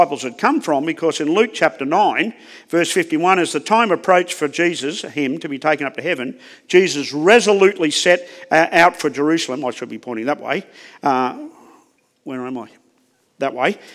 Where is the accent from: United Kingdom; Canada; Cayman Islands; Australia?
Australia; accent: Aussie; I have a challenge just with my accent. The Aussie accent. The lazy English Aussie accent.